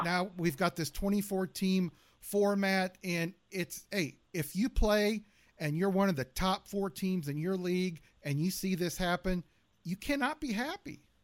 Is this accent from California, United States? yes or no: yes; Southern California, United States; I was born in Southern California.